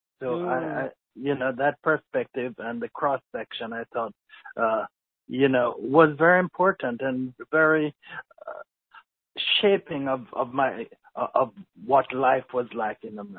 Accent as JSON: {"language": "English", "town": "Kingston", "country": "Jamaica", "tie": "born or raised there", "also_born_or_lived": "Mandeville, Jamaica", "moved": "as an adult", "lives_now": "United States", "said": "I grew up in Kingston, went to KC for 3 years, and then we moved to Mandeville. And so I finished my high school at Manchester High School."}